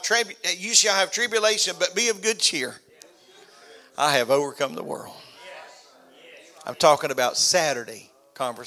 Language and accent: English; Florida, United States; I was from Florida